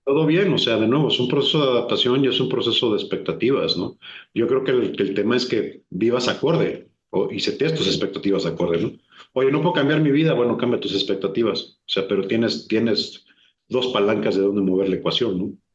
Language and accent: Spanish; Mexico; moved away as an adult; also born or lived in Brazil; me costó más trabajo adaptarme de regreso a México que lo que me costó llegar a Brasil siendo mexicano y habiendo vivido la mayor parte de mi vida.